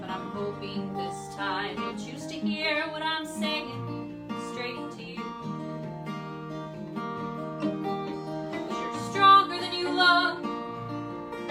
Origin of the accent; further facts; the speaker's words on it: Wichita Falls, Texas, United States; moved away as an adult; also born or lived in Scotland; It's in Wichita Falls, Texas. My hometown